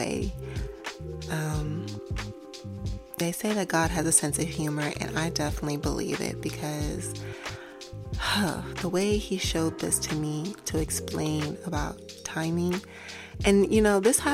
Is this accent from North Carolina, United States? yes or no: no; New York, United States; moved away; I'm from New York originally, and you walk everywhere in New York